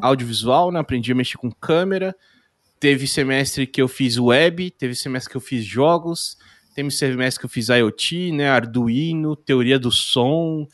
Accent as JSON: {"language": "Portuguese", "town": "Indaiatuba", "region": "São Paulo", "country": "Brazil", "tie": "born or raised there", "said": "Eu nasci em São Paulo, morei ali até uns 10 anos. Aí eu vim para Indaiatuba, que é interior de São Paulo"}